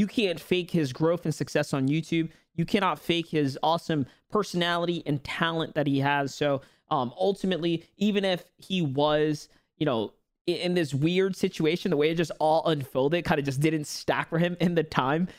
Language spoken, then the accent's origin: English; New York City, New York, United States; where I grew up, New York City